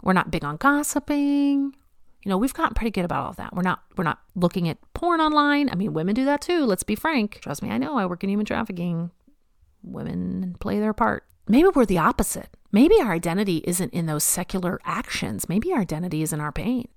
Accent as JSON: {"language": "English", "region": "the South", "country": "United States", "tie": "born or raised there", "moved": "yes", "said": "I was not raised in the passive-aggressive Pacific Northwest. I was raised in the South"}